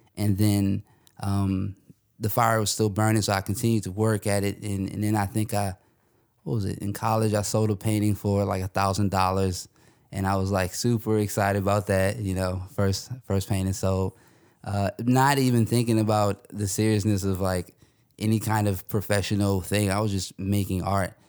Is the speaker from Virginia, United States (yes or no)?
yes; Northern Virginia, United States; also born or lived in Louisiana; I'm from the Northern Virginia area.